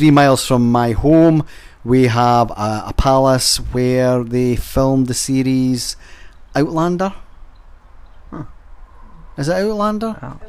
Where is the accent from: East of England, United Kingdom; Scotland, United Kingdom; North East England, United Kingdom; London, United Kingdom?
Scotland, United Kingdom; also born or lived in Kettlebridge, Fife; as a Scot, we're definitely not an equal nation in Great Britain or United Kingdom.